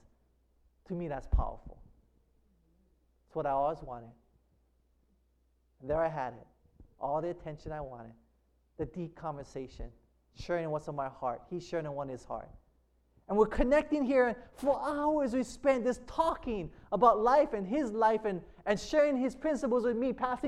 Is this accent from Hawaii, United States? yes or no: yes; Hawaii, United States